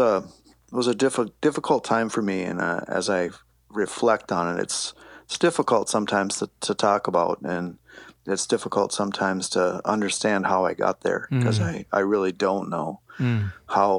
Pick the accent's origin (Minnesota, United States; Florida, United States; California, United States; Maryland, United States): Minnesota, United States; Lakeville; I grew up in Lakeville, Minnesota, when it was actually a small town